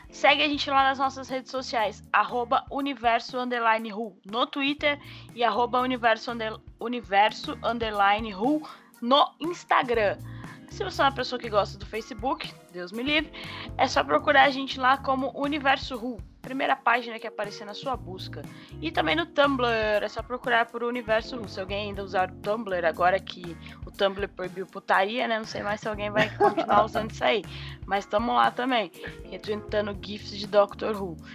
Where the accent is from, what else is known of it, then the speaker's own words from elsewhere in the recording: England, United Kingdom; born there; Ai, eu nasci na Inglaterra.